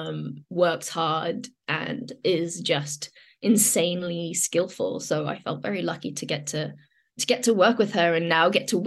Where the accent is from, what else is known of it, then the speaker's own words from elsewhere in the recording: London, United Kingdom; the kind of London I grew up on, you know, grew up in, like Shepherd's Bush Market